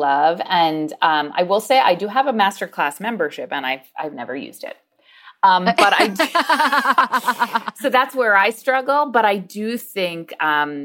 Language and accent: English; Long Island, New York, United States; I grew up on Long Island in a suburb of New York City